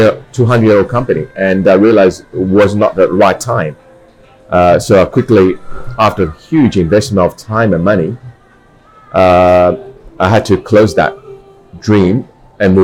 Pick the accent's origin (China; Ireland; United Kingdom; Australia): China; Shanghai; moved away as an adult; being a Shanghainese, you know, born in Shanghai, we are a merchant